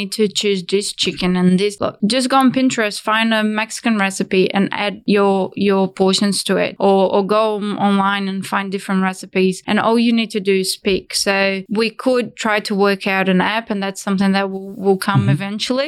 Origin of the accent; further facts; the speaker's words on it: Brazil; moved away as an adult; now in Australia; I came from Brazil 10 years ago.